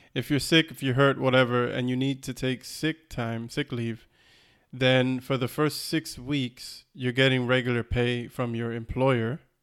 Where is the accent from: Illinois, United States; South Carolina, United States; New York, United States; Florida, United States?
Florida, United States; we grew up in Florida